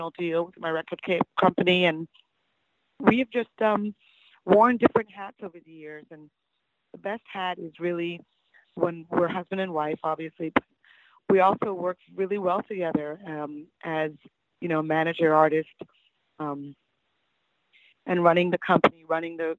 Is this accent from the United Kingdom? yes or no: no; Toronto, Ontario, Canada; growing up in Toronto